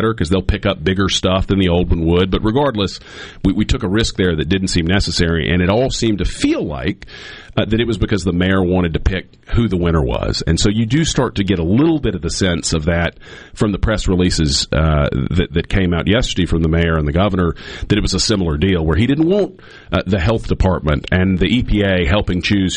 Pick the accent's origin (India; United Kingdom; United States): United States; Jackson, Mississippi; I was born in Jackson. I still live in Jackson